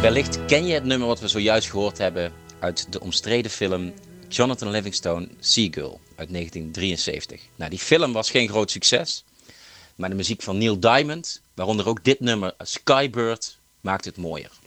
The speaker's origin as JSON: {"language": "Dutch", "region": "North Brabant", "country": "Netherlands", "said": "want ik ben een echte Brabander en dat zal ik ook blijven"}